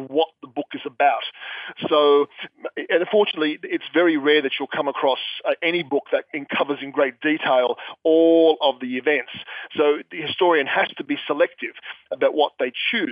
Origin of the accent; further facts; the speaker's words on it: Sydney, New South Wales, Australia; I'm an author from Sydney, Australia